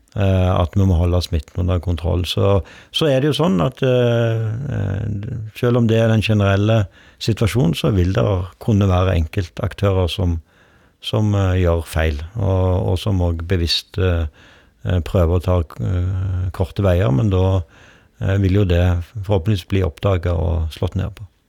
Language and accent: Norwegian; Rogaland, Norway; now in Oslo, Norway; hjemme i Rogaland